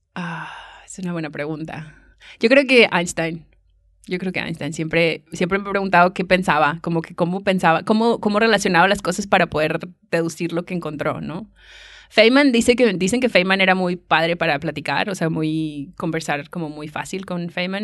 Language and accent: Spanish; Monterrey, Nuevo León, Mexico; accent: Mexican; moved away as an adult; also born or lived in San Luis Potosí, Mexico; now in Leiden, Netherlands; Yo soy de Monterrey y me fui a San Luis Potosí, que está más o menos en el centro, a estudiar la carrera de física